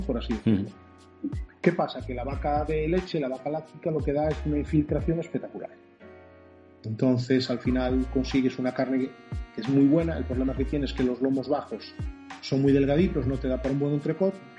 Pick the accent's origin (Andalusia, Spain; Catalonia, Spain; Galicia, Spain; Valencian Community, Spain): Galicia, Spain; Narón; yo soy de Narón, Ferrol Narón